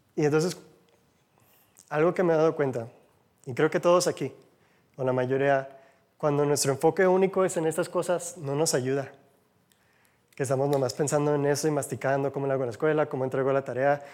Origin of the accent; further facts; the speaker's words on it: United States; Spanish is a second language; now in Mexico; Soy de Gringolandia, como dicen, del otro lado del charco.